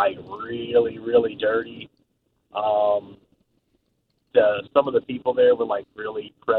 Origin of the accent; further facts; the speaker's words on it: Maryland, United States; moved away as an adult; now in Tampa area, United States; I'm originally from Maryland